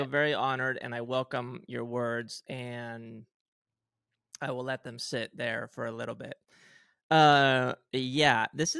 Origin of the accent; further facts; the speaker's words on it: Spain; have Swedish parents, non-religious, if anything, Protestant, maybe something like that. And then I grew up in Spain, heavily Christian, Catholic specifically. I went to Catholic school, you know, wore the uniform, did the whole thing.